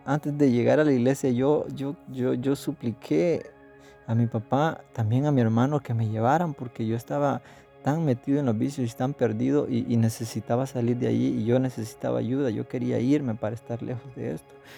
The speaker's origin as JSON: {"language": "Spanish", "country": "El Salvador", "tie": "born or raised there", "said": "nací aquí, crecí aquí, estoy sirviendo aquí"}